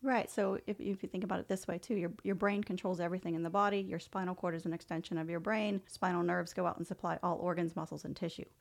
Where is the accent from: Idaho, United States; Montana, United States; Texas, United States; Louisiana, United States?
Louisiana, United States; New Orleans; moved away; I'm originally from New Orleans